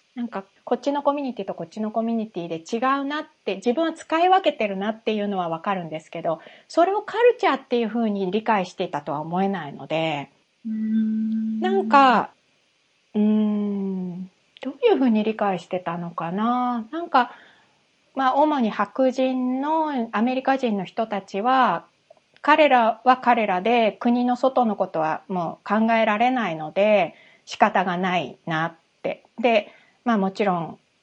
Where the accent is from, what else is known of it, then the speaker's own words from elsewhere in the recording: Japan; moved away as an adult; also born or lived in United States; 日本で生まれて、日本で育って